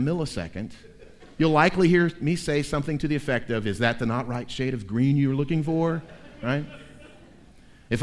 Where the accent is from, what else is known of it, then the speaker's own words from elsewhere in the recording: Tampa, Florida, United States; moved away as an adult; also born or lived in South Georgia; now in Tennessee, United States; I was born at Tampa General Hospital in Tampa, Florida in 1969.